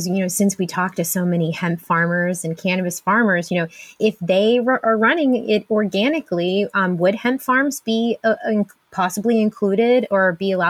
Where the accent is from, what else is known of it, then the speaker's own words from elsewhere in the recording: Pennsylvania, United States; I'm from Pennsylvania